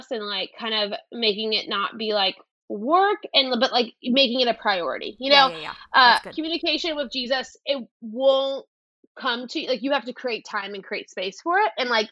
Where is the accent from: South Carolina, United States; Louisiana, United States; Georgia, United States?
Louisiana, United States; South; I grew up in South Louisiana